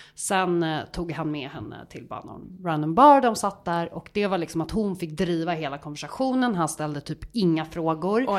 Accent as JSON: {"language": "Swedish", "town": "Stockholm", "region": "Stockholm County", "country": "Sweden", "also_born_or_lived": "Gothenburg", "said": "jag är ändå en ganska tydlig stockholmska"}